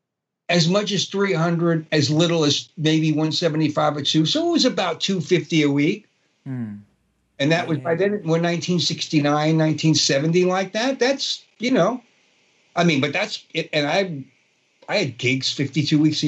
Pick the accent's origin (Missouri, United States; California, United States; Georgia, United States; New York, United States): New York, United States; New York City; accent: Brooklyn; I grew up in Brooklyn, and my accent from growing up in a Brooklyn Italian neighborhood